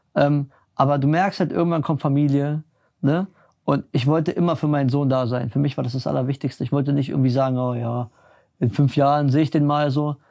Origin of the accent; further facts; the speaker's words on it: Berlin, Germany; ich komme ja aus Berlin, bin in Berlin groß geworden